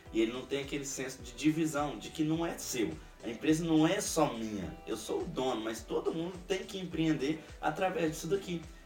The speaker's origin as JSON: {"language": "Portuguese", "town": "Ribeirão das Neves", "region": "Minas Gerais", "country": "Brazil", "moved": "yes", "said": "eu sou de Ribeirão das Neves, Belo Horizonte, e eu me via insatisfeito ali no local que eu tava"}